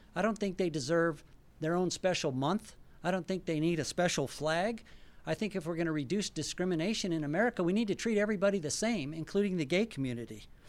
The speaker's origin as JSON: {"language": "English", "town": "Albuquerque", "region": "New Mexico", "country": "United States", "tie": "born or raised there", "moved": "yes", "lives_now": "Boise, United States", "said": "My wife and I are, uh, originally from New Mexico."}